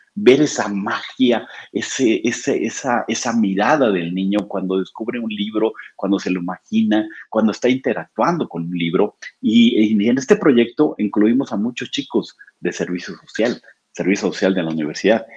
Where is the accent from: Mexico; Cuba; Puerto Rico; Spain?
Mexico; Oaxaca; now in Puebla, Mexico; yo soy oaxaqueño de nacimiento